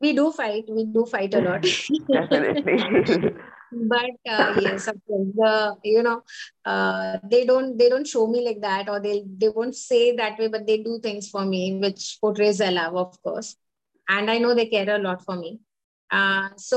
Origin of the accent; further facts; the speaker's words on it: Mumbai, Maharashtra, India; I'm from Mumbai